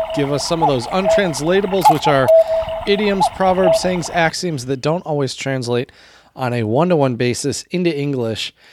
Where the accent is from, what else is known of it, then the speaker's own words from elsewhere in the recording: United States; also born or lived in China; as an American, as a, a language teacher